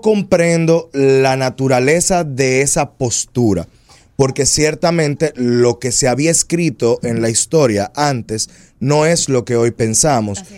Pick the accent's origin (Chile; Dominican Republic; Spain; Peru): Dominican Republic; esos somos los dominicanos. Los dominicanos somos una mixtura de razas